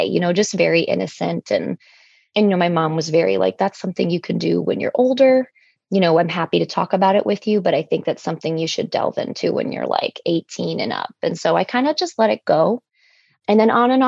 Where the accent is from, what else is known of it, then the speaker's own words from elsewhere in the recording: Cleveland, Ohio, United States; also born or lived in Sevastopol, Ukraine; I grew up in Cleveland